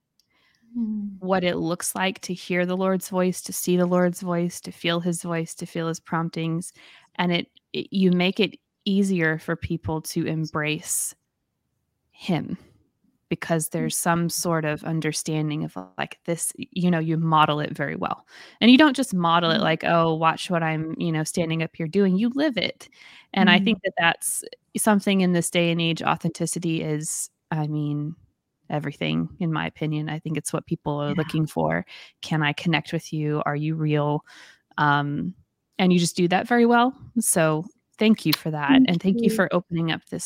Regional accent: the South, United States; accent: Southern; my Southern accent

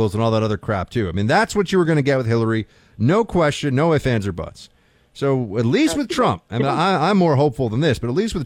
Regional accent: New York City, New York, United States; I'm a Yankee from New York City

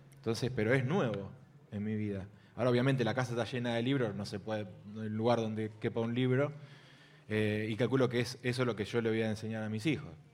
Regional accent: Arroyo Seco, Santa Fe, Argentina; vengo de una ciudad que se llama Arroyo Seco

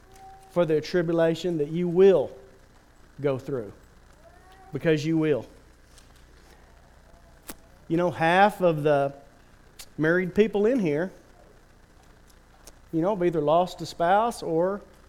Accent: Turkey; I remember growing up in Turkey, there was a city pool.

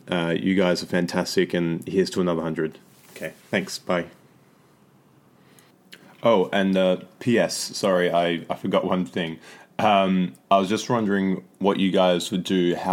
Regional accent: Australia; moved away; I'm originally from Australia

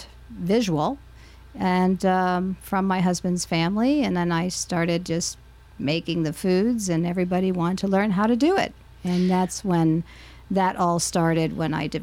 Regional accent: Tucson, Arizona, United States; moved away as an adult; also born or lived in Middle East; I grew up in Tucson. And I went to school here, elementary, junior high, high school

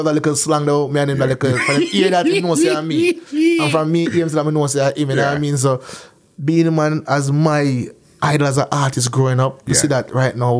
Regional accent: Canada; I'm an artist from Canada.

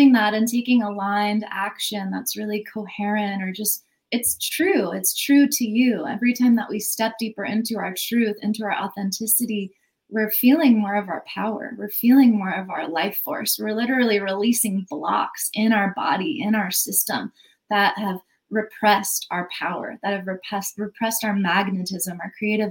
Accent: United States; I grew up in America, you know, it's very capitalist conditioning

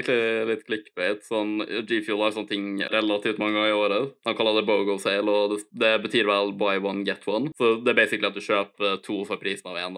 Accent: Ålesund, Møre og Romsdal, Norway; also born or lived in Eide; jeg flytta jo obviously fra Eide når jeg var sånn sju år, noe sånt. Jeg Har bodd i Ålesund basically siden

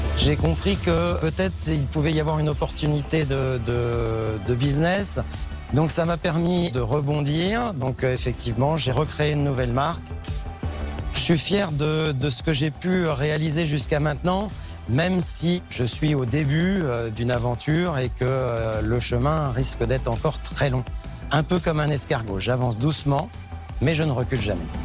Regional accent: Le Mans, Pays de la Loire, France; now in Drôme, France; je viens du Mans

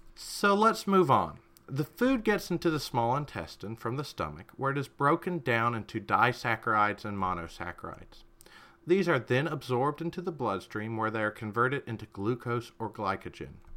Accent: United States

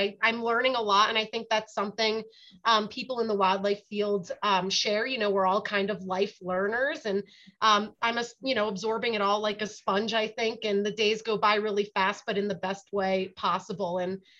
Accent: South Dakota, United States; You know, for example, I came from South Dakota, and that's about 80% of private land.

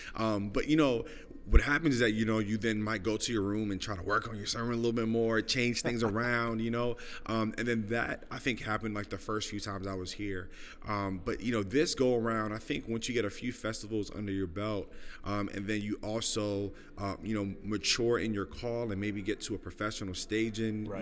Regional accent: New York City, New York, United States; moved away as an adult; also born or lived in Los Angeles, California / Des Moines, Iowa; I am originally from Brooklyn, New York. Uh, born and raised uh, in the neighborhood of East Flatbush

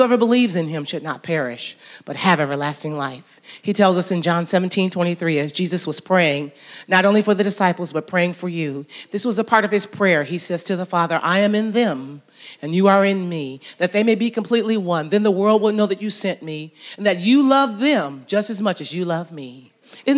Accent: Jackson, Michigan, United States; moved away as an adult; also born or lived in Atlanta, Georgia; now in West Georgia, United States; I happen to be a preacher's daughter, grew up in Jackson, Michigan, so I'm from the north

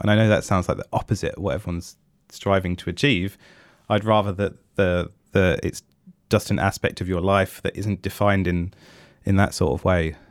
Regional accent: England, United Kingdom; I am English

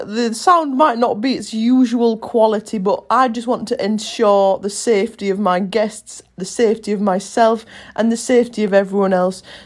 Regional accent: Bridlington, Yorkshire and the Humber, United Kingdom; we're from towns of crab and lobster

